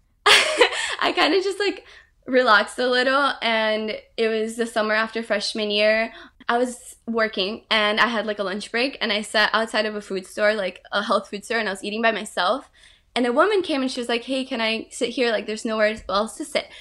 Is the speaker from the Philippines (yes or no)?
no; Brazil; moved away; I was really close to her growing up in Brazil